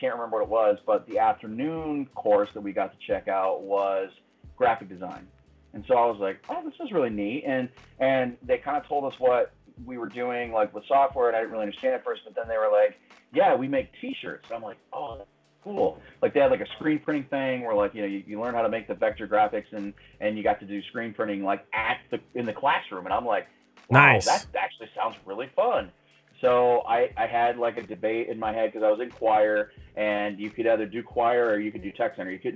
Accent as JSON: {"language": "English", "town": "Battle Creek", "region": "Michigan", "country": "United States", "tie": "born or raised there", "also_born_or_lived": "Kalamazoo, Michigan", "moved": "as an adult", "lives_now": "Indianapolis, United States", "said": "I try to find a career in my hometown. Well, there's not really a lot of design opportunities, you know, in Battle Creek"}